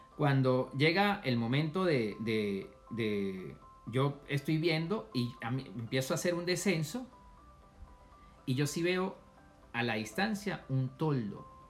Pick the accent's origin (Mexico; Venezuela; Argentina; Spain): Venezuela; moved away as an adult; now in United States; cuando yo salí de Venezuela